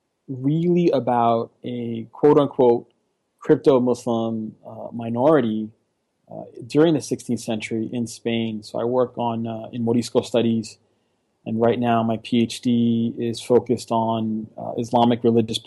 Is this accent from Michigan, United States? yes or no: no; New York City, New York, United States; moved away as an adult; now in Philadelphia, United States; I'm originally from New York. I am the child of a Dominican immigrant mother who came during the late 60s. And I was born in the late 70s myself and kind of lived through the 80s